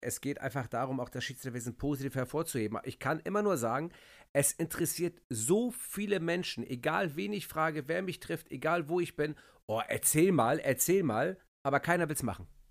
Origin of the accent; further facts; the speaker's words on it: Hamburg, Germany; bei uns in Hamburg